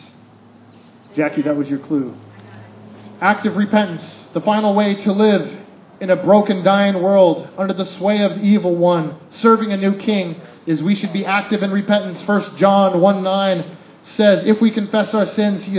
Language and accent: English; United States; I'm an American